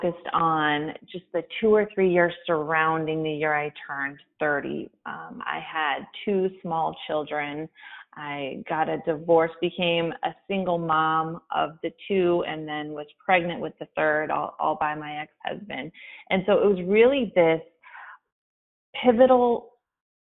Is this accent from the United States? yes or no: yes; Flint, Michigan, United States; moved away; I was born in Flint, Michigan, in the city, but it was a dirt road